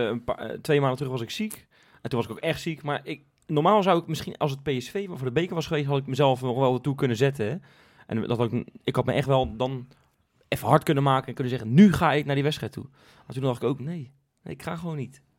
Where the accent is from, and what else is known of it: Rotterdam, South Holland, Netherlands